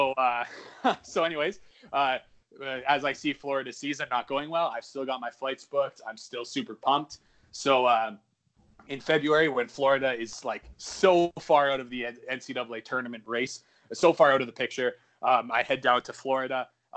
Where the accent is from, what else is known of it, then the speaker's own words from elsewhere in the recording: Edmonton, Alberta, Canada; my my hometown of Edmonton, Alberta, in Western Canada